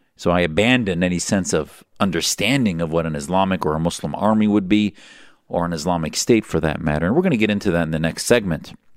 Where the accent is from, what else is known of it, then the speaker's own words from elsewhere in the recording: Wisconsin, United States; I grew up in Wisconsin